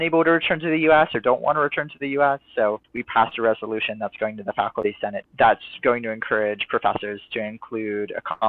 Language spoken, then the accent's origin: English; Bethesda, Maryland, United States; moved away as an adult; also born or lived in Stanford, California; now in Berkeley, United States; I'm originally from the Washington, D.C. area, from Bethesda, Maryland. Grew up